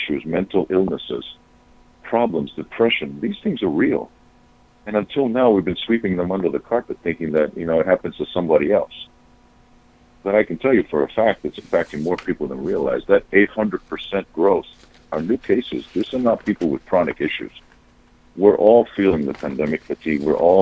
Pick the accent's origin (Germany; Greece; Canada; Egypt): Greece; Patras, Western Greece; moved away as an adult; also born or lived in Australia; now in United States; I come from my hometown is a big port town on the west coast of Greece named Patras